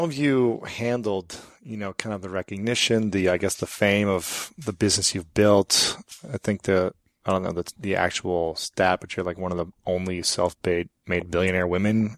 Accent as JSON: {"language": "English", "town": "Columbus", "region": "Ohio", "country": "United States", "said": "I'm from Columbus, where Victoria's Secret and Limited is at."}